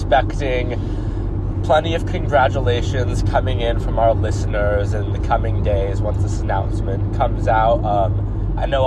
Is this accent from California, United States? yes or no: yes; Davis, California, United States; moved away as an adult; now in Santa Barbara, United States; we're from Davis initially